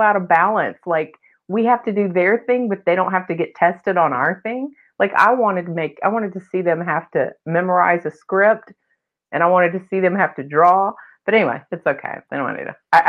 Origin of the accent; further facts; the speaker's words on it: Memphis, Tennessee, United States; I grew up in Memphis and I just lived at home and went to college from home, basically.